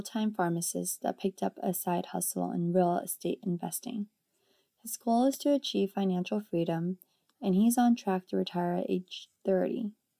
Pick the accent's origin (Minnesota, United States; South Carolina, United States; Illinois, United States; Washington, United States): Washington, United States; Seattle; I grew up in Seattle, Washington